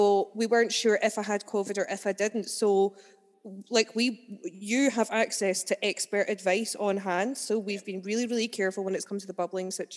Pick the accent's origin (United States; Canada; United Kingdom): United Kingdom; Falkirk, Scotland; I'm from Falkirk originally